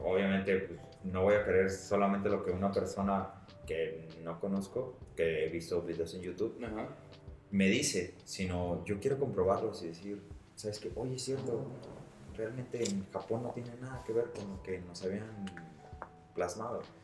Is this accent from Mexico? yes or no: yes; Tamayo, Mexico; yo soy de Tamayo